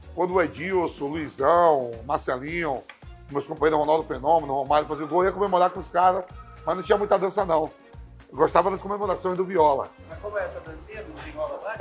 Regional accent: Jiquiriçá Valley, Bahia, Brazil; Sou do Vale do Jiquiriçá, lá, lá na Bahia

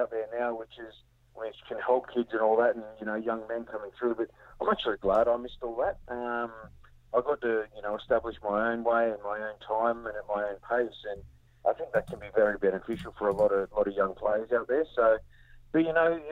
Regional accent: Sydney, New South Wales, Australia; I grew up in Seven Hills in God's country on the west of Sydney

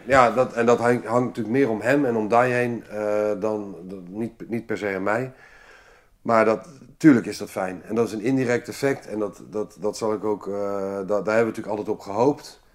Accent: Amsterdam, North Holland, Netherlands; moved away as an adult; also born or lived in Limburg / The Hague; Toen ben ik eh, via een paar korte omzwervingen in Amsterdam terechtgekomen. Daar heb ik eigenlijk mijn hele leven verder

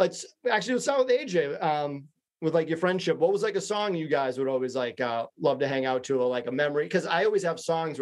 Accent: Massachusetts, United States; I'm from Massachusetts

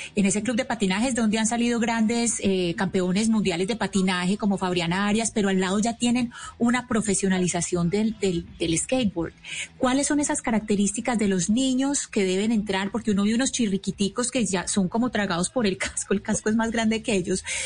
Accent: Colombia; nacimos en Colombia

